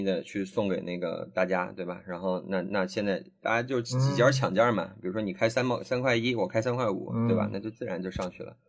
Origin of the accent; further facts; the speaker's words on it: China; 就是我们中国人民生活水平上来之后，然后在全世界真的就在抢抢各种各样的资源吃